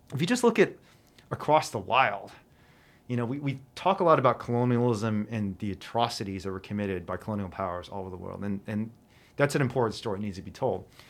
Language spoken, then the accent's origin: English; China; now in United States; my home country of China